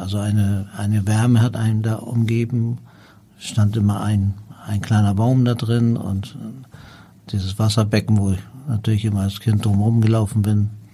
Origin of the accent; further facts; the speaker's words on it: Hamburg, Germany; also born or lived in Tehran, Iran; hier bin ich aufgewachsen